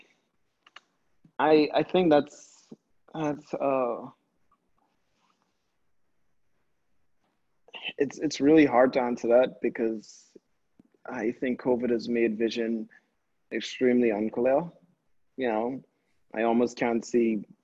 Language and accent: English; Bahamas; now in New Haven, United States; we're in a small place where art isn't really the conversation that the Bahamas is known for